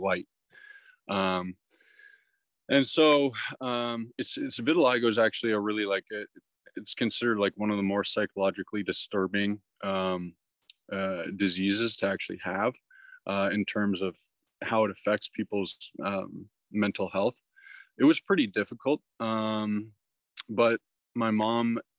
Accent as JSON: {"language": "English", "town": "Toronto", "region": "Ontario", "country": "Canada", "said": "I'm from Toronto"}